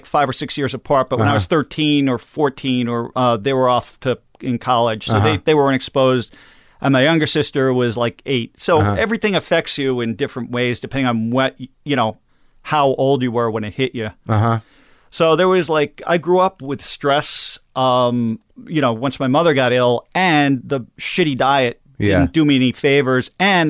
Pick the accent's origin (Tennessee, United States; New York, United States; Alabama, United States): New York, United States; Long Island; Long Island.